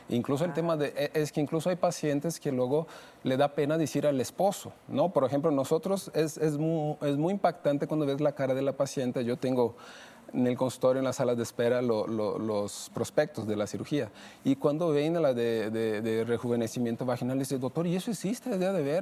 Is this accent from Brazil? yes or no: yes; Brazil; now in Mexico; Yo soy de Brasil